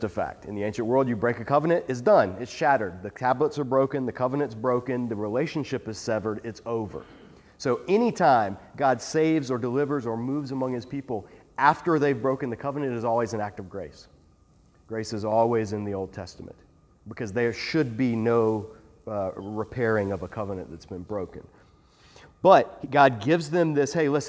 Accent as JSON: {"language": "English", "region": "South Georgia", "country": "United States", "tie": "born or raised there", "said": "I grew up in South Georgia"}